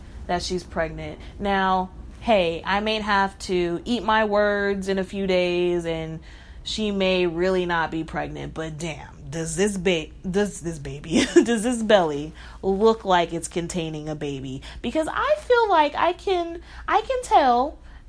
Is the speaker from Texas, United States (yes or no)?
yes; Texas, United States; I'm from Texas